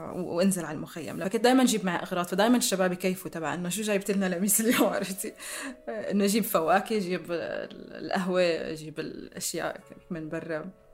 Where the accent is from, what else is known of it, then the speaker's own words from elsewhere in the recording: Damascus, Damascus Governorate, Syria; سوريا هي البلد اللي عشت فيه واللي ربيت فيه واللي درست